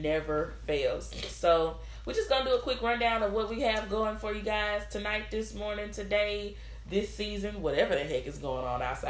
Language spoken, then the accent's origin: English; Memphis, Tennessee, United States; Also born and raised in Memphis, Tennessee.